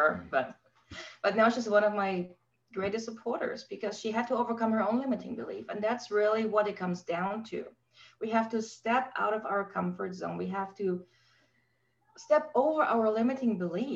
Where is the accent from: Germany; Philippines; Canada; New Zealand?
Germany; I grew up in Germany post-war.